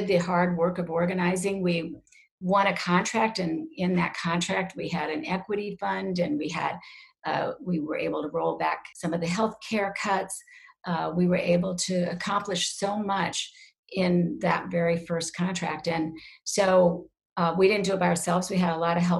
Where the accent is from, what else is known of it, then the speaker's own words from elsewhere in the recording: Lincoln, Nebraska, United States; moved away as an adult; also born or lived in Hamburg, Iowa / New York City; now in Connecticut, United States; we moved to Lincoln, where there were 16 kids my age